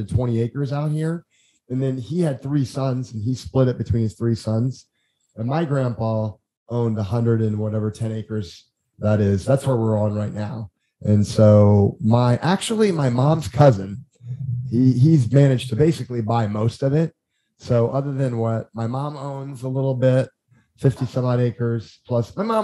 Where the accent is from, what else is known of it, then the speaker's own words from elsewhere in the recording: Indiana, United States; I'm from Indiana